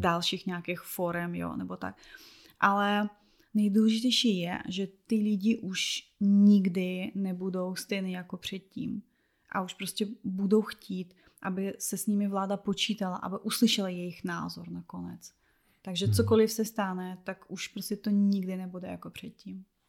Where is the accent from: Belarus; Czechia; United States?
Belarus; Czech is a second language; moved away; jako vlastně Běloruska